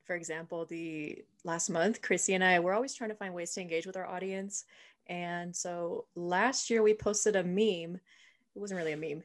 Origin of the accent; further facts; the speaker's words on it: San Diego, California, United States; moved away; I'm from San Diego, and my whole family says that everything is still pretty much closed there